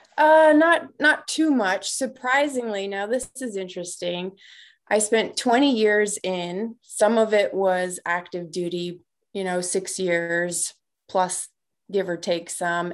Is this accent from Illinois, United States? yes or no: yes; Markham, Illinois, United States; moved away as an adult; I grew up on the south side of Chicago in a little town called Markham